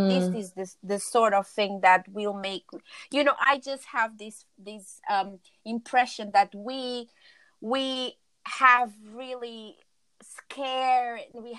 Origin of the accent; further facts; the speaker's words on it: Cape Verde; now in London, United Kingdom; like, for us that we are originally from Cape Verde, so we are Black Portuguese.